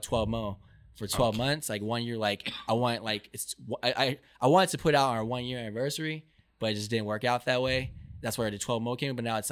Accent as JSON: {"language": "English", "town": "Irvine", "region": "California", "country": "United States", "tie": "born or raised there", "also_born_or_lived": "Honolulu, Hawaii", "said": "I was raised in the juice, you know, call it the vine, Irvine, the bubble"}